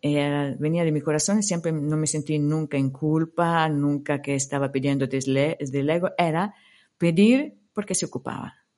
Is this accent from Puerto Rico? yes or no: no; Italy; Spanish is a second language; moved away; also born or lived in India; mi país de origen